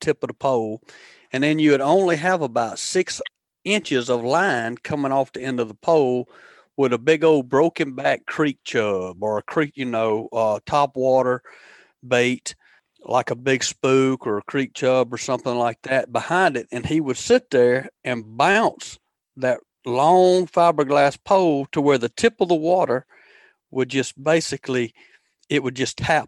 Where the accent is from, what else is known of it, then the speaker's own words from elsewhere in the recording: Demopolis, Alabama, United States; I grew up over in Demopolis, Alabama